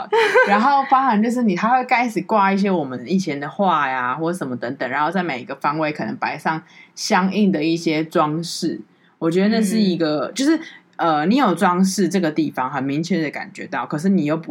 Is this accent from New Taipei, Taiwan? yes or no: yes; New Taipei, Taiwan; 台北人都很冷漠，台北人会这样看，即便我是台呃我是好我是新北人